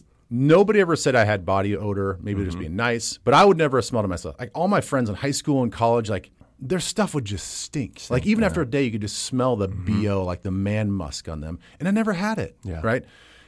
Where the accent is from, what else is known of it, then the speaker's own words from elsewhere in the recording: Vermillion, South Dakota, United States; I was growing up in Vermilion, South Dakota. You know, really.